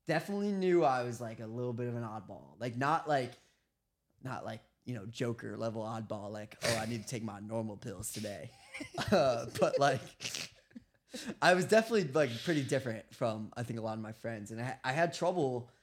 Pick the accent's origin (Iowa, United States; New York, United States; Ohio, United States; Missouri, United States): New York, United States; Westchester; born or raised there